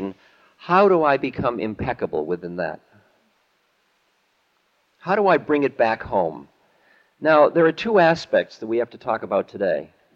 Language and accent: English; Boston, Massachusetts, United States; also born or lived in New Hampshire; When I was growing up in Boston